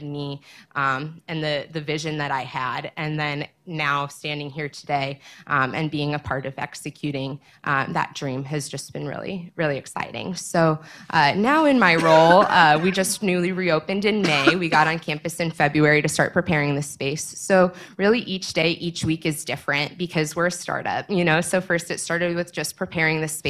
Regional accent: Naperville, Illinois, United States; also born or lived in Missouri; And then in my high school, I come from Naperville. And so I went to Neuqua Valley

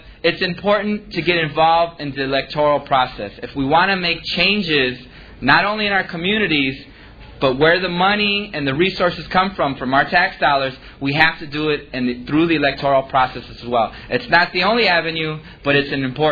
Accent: Chicago, Illinois, United States; I grew up in Little Village. I still live there to this day

